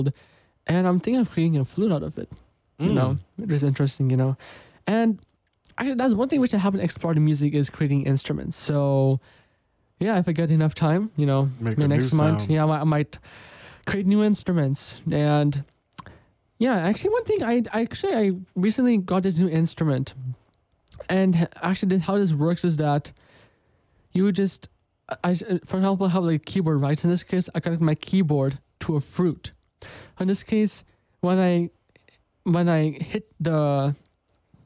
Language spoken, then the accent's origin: English; United States; my parents are from India, but I was born in America